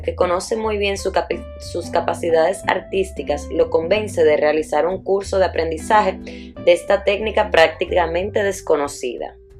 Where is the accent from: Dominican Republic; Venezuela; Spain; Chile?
Dominican Republic; also born or lived in Italy; nací en Italia y me crié en República Dominicana.